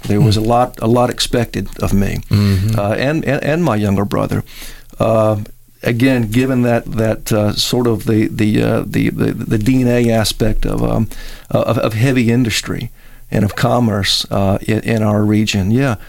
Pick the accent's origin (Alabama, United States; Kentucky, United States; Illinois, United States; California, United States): Alabama, United States; Mobile; Well, I come from four generations of Mobilians.